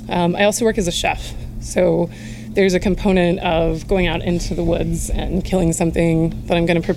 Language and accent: English; Minnesota, United States; now in Austin, United States; I grew up in Minnesota around a lot of hunters